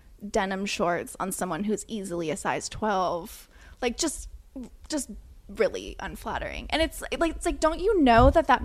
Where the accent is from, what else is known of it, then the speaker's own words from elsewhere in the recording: San Diego, California, United States; I'm from San Diego and I'm a vegetarian.